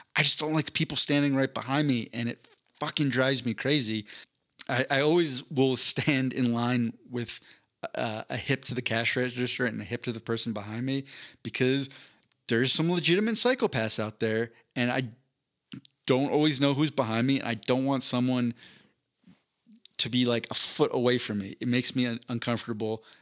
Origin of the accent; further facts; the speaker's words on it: East Coast, United States; I grew up on the East Coast